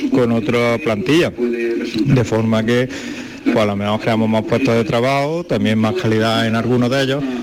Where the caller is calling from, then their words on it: Córdoba, Andalusia, Spain; de Córdoba.